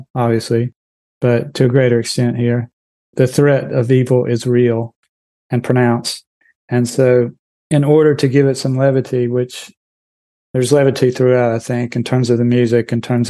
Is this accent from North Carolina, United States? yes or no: yes; North Carolina, United States; As you know, growing up in Eastern North Carolina, a large part of any conversation is just trash talk.